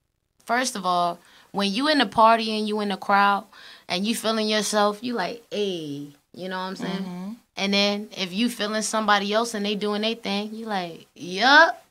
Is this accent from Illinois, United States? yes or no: no; Newport News, Virginia, United States; I'm from Bad News, Virginia, 757